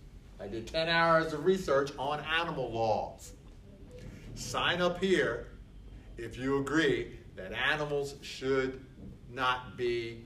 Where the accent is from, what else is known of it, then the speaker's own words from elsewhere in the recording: Philadelphia, Pennsylvania, United States; Yeah, because the wife. I'm from Philadelphia.